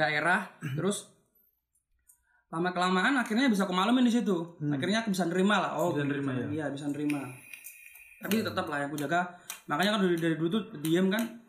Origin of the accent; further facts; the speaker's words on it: Java, Indonesia; moved away; sebelumnya kan emang dari Jawa kan aku